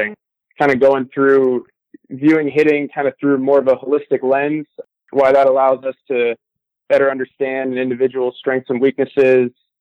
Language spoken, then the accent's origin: English; New Jersey, United States; moved away as an adult; also born or lived in Louisiana; I grew up in New Jersey